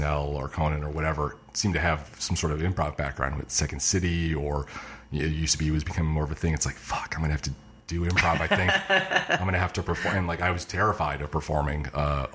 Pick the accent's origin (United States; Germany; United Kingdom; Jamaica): United States; Michigan; moved away as an adult; also born or lived in New York; I grew up in Michigan. Born and raised, colleged in Michigan